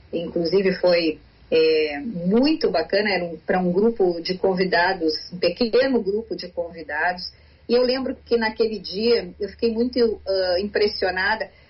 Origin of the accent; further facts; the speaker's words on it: Brazil; nós podemos ter alguma esperança enquanto brasileiros